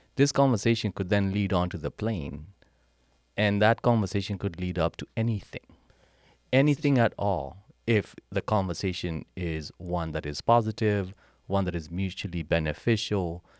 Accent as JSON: {"language": "English", "country": "Kenya", "tie": "born or raised there", "also_born_or_lived": "Charlottesville, Virginia, United States", "accent": "Kenyan", "moved": "as an adult", "lives_now": "United States", "said": "Born and raised in Kenya, came to the U S in nineteen ninety-eight after winning a green card."}